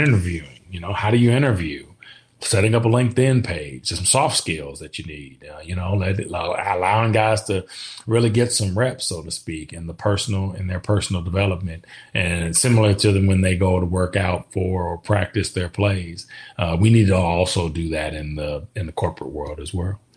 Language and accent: English; Kansas, United States; moved away as an adult; growing up in Kansas, again, you're a Midwestern kid